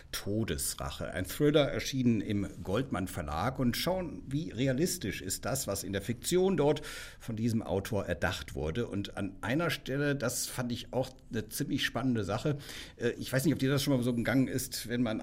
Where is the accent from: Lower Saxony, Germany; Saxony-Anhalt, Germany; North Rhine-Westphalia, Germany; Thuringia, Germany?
North Rhine-Westphalia, Germany; Cologne; ich meine, ich komme aus Köln, ne?